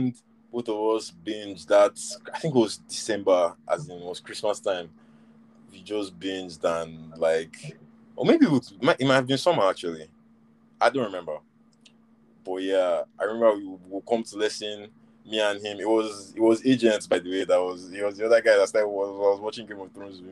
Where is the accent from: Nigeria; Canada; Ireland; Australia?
Nigeria; we grew up in Nigeria, guy, as in there was no HBO